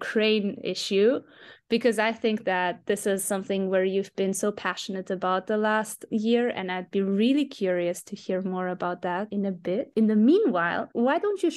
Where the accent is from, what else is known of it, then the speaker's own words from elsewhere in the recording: Germany; I was born in Germany, but I was raised by a post-Soviet single mom.